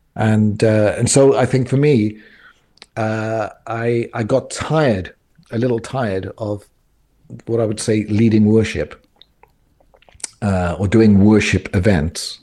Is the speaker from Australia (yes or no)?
no; South Wales, United Kingdom; moved away as an adult; also born or lived in Cobham, Surrey; I grew up in South Wales in a Pentecostal church